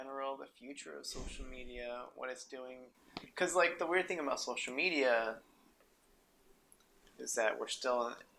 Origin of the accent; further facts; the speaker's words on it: Reno, Nevada, United States; also born or lived in New Mexico; So we moved from there to Nevada to Reno when I was in second grade.